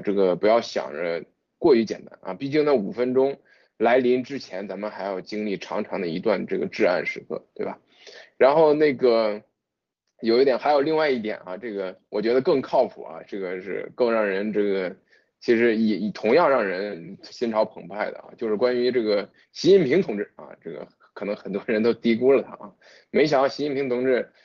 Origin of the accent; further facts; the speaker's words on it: China; 我们中国人